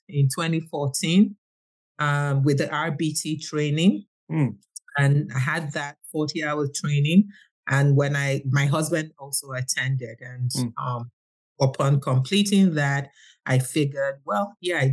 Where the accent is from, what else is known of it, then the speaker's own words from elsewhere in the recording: Nigeria; I'm from Nigeria and I have a daughter who's got autism